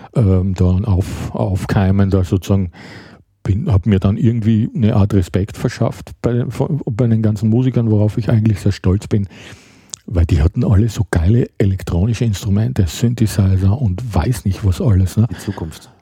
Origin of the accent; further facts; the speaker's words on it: Graz, Styria, Austria; moved away as an adult; also born or lived in Düsseldorf, Germany / Hamburg, Germany; now in Berlin, Germany; ich bin Ende der 70er Jahre aus Graz, meiner Heimatstadt, die schon sehr weit im Süden ist